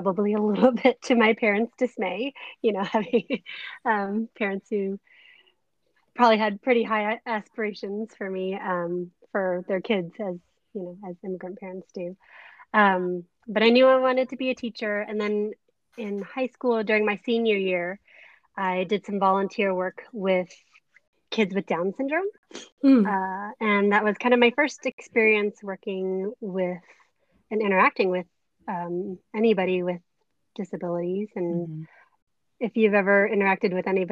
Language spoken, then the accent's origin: English; Bay Area, California, United States; also born or lived in Canada; my husband and I both grew up in the Bay Area.